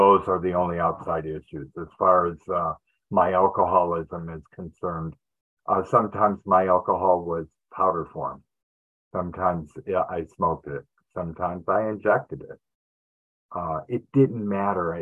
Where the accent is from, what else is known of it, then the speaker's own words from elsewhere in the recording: Detroit, Michigan, United States; also born or lived in Los Angeles, California; now in Yuba City, United States; I grew up in Detroit, Michigan